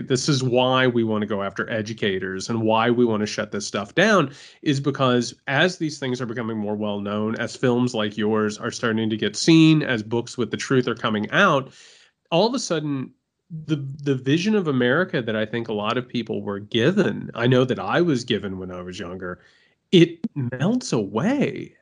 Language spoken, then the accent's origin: English; Indiana, United States; moved away; I'm from Indiana